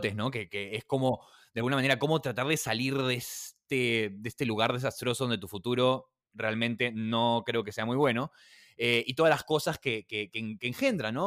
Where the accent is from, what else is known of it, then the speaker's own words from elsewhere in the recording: Lima, Peru; Lima, que es donde yo vengo